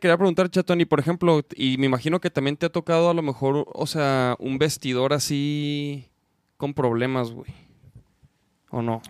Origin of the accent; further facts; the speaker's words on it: Chihuahua, Mexico; now in Guadalajara, Mexico; yo soy de Chihuahua